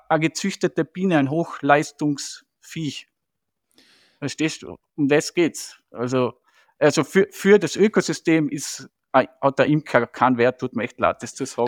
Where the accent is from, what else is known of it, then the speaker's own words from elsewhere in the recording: Striebach, Tyrol, Austria; ich bin ja in Striebach aufgewachsen